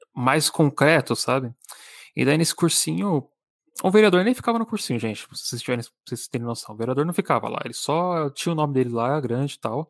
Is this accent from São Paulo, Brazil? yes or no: yes; São Paulo, Brazil; Eu sou de São Paulo